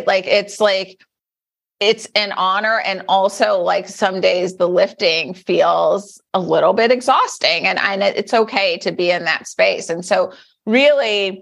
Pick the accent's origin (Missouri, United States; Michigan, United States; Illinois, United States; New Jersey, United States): Michigan, United States; Detroit; as a little girl growing up in Detroit